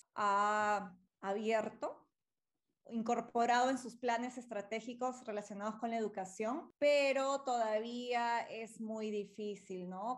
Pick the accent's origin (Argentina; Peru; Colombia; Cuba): Peru; algo tenía que hacer por mi país y para iniciar esa línea de investigación y esa fue una de las razones más grandes por las que regresé aquí